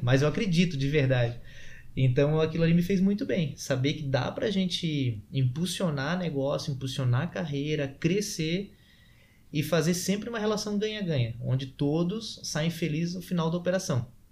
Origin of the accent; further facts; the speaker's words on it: Florianópolis, Santa Catarina, Brazil; nós que somos aqui de Floripa